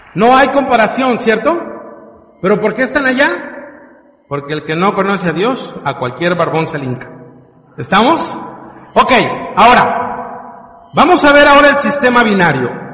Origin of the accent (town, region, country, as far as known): Mexico